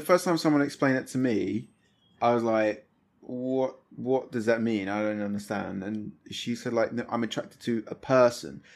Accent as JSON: {"language": "English", "town": "Thamesmead", "region": "London", "country": "United Kingdom", "tie": "born or raised there", "said": "that's where I grew up"}